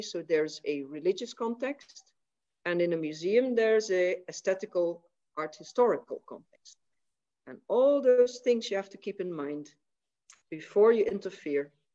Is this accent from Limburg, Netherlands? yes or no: yes; Maastricht, Limburg, Netherlands; I was born in Maastricht in 1963